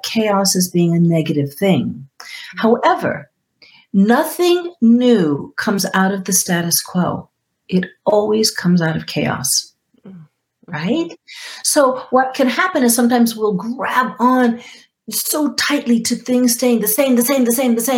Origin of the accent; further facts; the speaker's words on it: Guam; moved away; I grew up on Guam